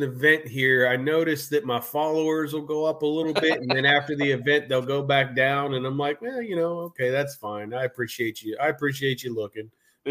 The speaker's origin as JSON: {"language": "English", "region": "Southwest Pennsylvania", "country": "United States", "moved": "as an adult", "lives_now": "Hershey, United States", "said": "So, I'm from Southwest Pennsylvania, but right now I live in Hershey, Pennsylvania now. Okay. Just moved in November"}